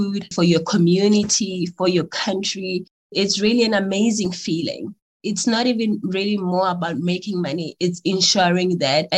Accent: Johannesburg, Gauteng, South Africa; also born or lived in Welkom, Free State; I was born in the Free State in a place called Welkom, and I grew up in Johannesburg in the township Thokoza.

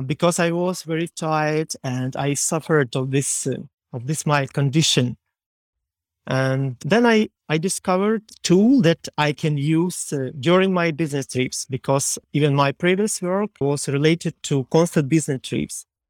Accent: Ukraine; English is a second language; I am from Ukraine

